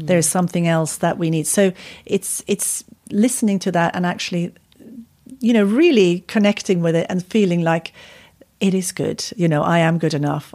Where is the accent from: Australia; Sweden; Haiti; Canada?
Sweden; moved away as an adult; also born or lived in California, United States; now in United Kingdom; I'm from Sweden. It's cold